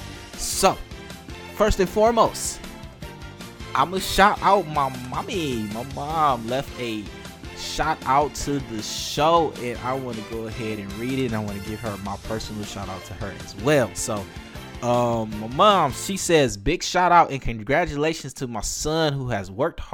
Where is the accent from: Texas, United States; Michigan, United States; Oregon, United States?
Michigan, United States; Detroit; I grew up in Detroit. I am a North Ender